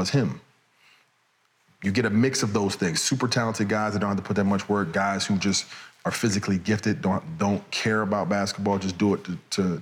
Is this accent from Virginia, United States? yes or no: no; Chicago, Illinois, United States; I'm from the South Side of Chicago